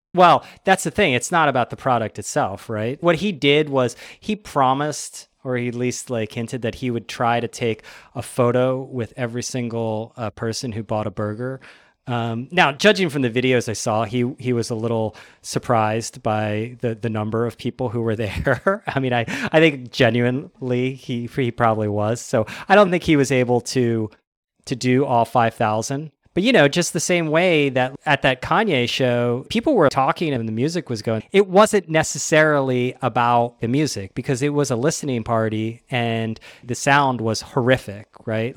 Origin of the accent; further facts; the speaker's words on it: United States; being an American